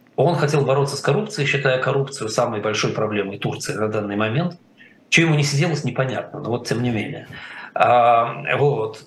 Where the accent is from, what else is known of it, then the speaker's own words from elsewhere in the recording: Russia; мы с вами выросли в России